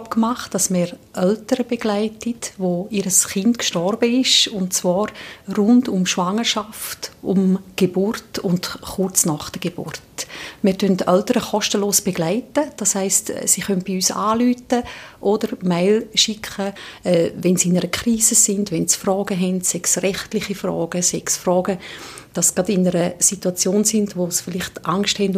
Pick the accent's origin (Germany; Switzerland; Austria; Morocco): Switzerland; Brüllisau, Appenzell Innerrhoden; weil ich bin ab, von Appenzell Innerrhoden, genau von Brüllisau, so im Alpstein, hohe Kasten, Sentisgebiet. Das ist wirklich meine Heimat